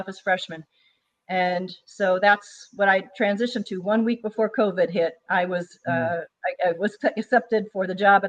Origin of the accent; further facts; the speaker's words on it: Chicago, Illinois, United States; moved away as an adult; I was born and raised in Chicago in Northern Illinois.